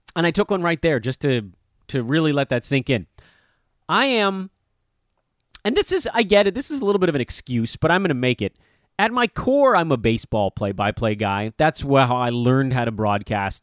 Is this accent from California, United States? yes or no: yes; Los Angeles, California, United States; growing up on Vin Scully here in Los Angeles